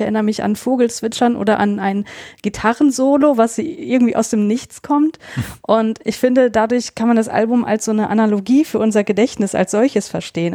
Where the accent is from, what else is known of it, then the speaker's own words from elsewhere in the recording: North Rhine-Westphalia, Germany; ich bin in NRW aufgewachsen